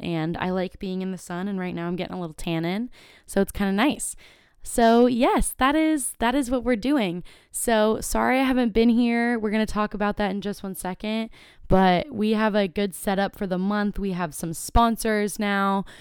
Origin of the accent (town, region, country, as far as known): Carlsbad, California, United States; born or raised there